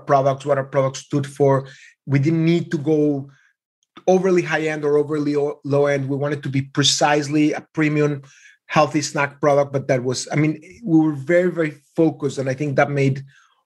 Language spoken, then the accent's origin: English; Mexico; I was raised in Mexico in a very small Jewish community